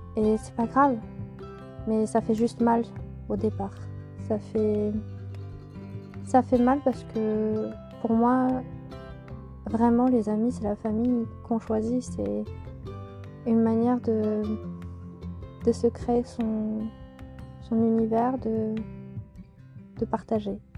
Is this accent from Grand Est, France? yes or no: no; Auvergne-Rhône-Alpes, France; moved away as an adult; now in Moselle, France; dans la région de, mon enfance, en Auvergne